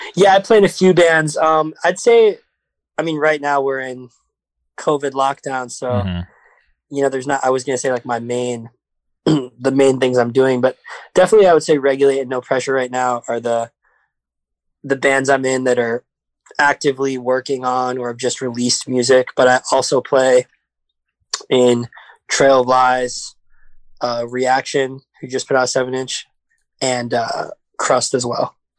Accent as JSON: {"language": "English", "town": "New York City", "region": "New York", "country": "United States", "tie": "born or raised there", "said": "I'm from the city. I'm from Brooklyn"}